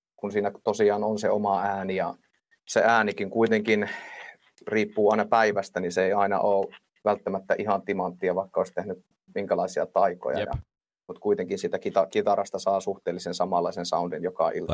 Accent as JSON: {"language": "Finnish", "town": "Suolahti", "region": "Central Finland", "country": "Finland", "also_born_or_lived": "Jyväskylä", "lives_now": "Laukaa, Finland", "said": "alun perinhan mä oon Suol- Suolahdesta"}